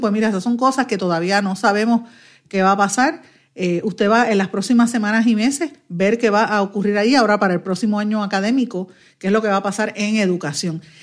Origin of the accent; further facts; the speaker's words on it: Guaynabo, Puerto Rico; yo soy natural de Guaynabo